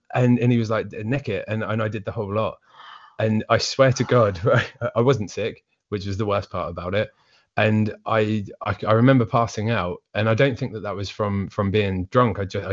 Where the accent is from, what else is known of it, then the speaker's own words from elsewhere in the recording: Essex, East of England, United Kingdom; moved away; also born or lived in Suffolk; I'm from Essex originally.